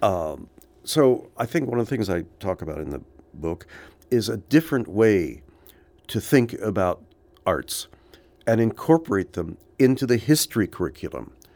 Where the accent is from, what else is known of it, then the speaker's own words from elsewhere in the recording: Los Angeles, California, United States; I grew up in Hollywood.